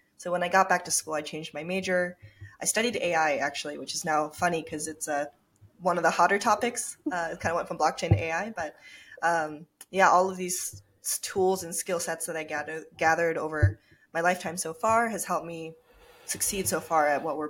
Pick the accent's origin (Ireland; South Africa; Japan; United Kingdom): Japan; Tokyo; also born or lived in Minnesota; Yeah, so I was born and raised in Tokyo, Japan. And I grew up between Japan and Minnesota, funny enough. And so I went back and forth, half Japanese.